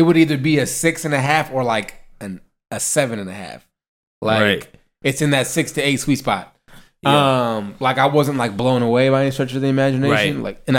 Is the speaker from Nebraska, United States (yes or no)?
yes; Nebraska, United States; I'm from Nebraska